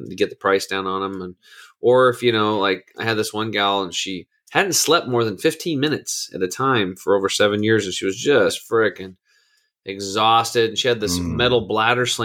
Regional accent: Eastern Oregon, United States; growing up in Eastern Oregon on the standard American diet

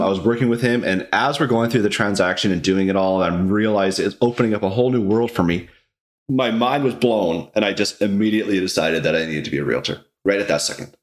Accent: Vernon, British Columbia, Canada; also born or lived in Vancouver; now in Kelowna, Canada; I was born in Vancouver, but I moved to uh, Vernon when I was pretty young. I can't remember, like three or four years old. I grew up, went to school in Vernon, elementary, high school.

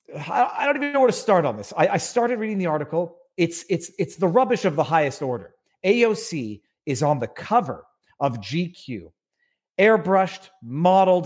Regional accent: Canada; As a Canadian

